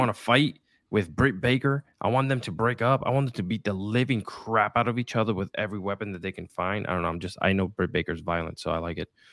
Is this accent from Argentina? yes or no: no; Puerto Rico; English is a second language; I was born and raised in Puerto Rico